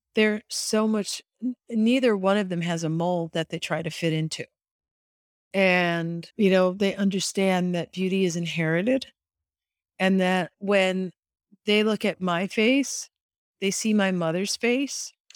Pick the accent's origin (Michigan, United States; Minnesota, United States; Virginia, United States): Michigan, United States; Detroit; moved away; I grew up in Detroit